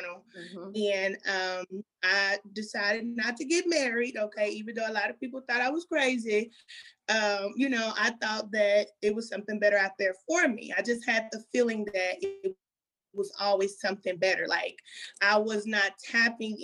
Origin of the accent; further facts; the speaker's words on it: Kansas City, Missouri, United States; I'm from Kansas City, Missouri, born and raised